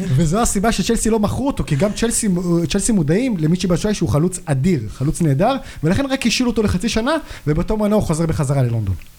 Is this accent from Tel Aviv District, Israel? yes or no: no; Jerusalem, Jerusalem District, Israel; אני ירושלמי, בן 29